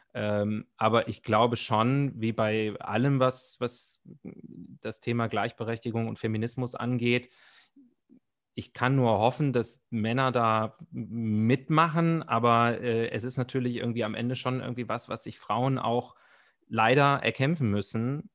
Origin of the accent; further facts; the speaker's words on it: Germany; bei uns in Deutschland